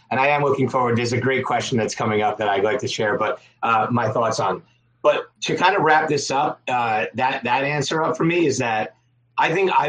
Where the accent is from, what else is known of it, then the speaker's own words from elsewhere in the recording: Long Island, New York, United States; I'm from Long Island.